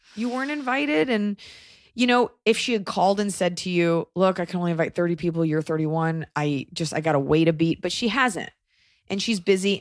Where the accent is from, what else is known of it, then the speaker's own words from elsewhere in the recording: United States; I'm American